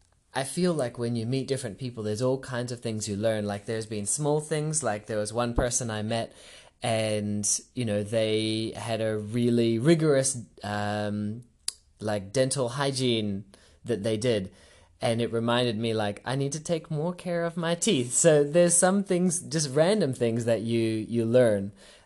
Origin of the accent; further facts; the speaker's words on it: Singapore; also born or lived in New Zealand; now in Australia; So I was born in New Zealand, grew up in Singapore, and I've lived in Australia for about 13 years.